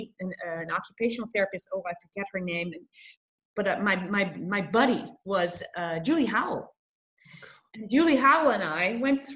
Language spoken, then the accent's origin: English; Netherlands; moved away as an adult; also born or lived in United States; I'm Dutch, but I'm also American born